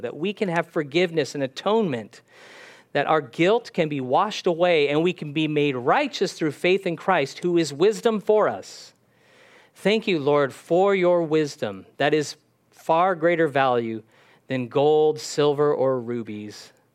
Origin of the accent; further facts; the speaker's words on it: California, United States; I was born in California